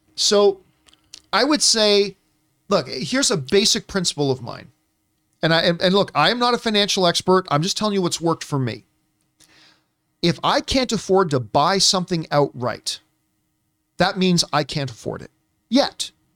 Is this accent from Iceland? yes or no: no; Canada; growing up in Canada